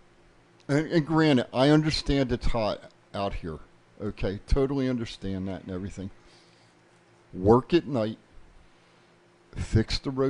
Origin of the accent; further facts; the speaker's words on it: New Jersey, United States; now in Las Vegas, United States; I was born in Jersey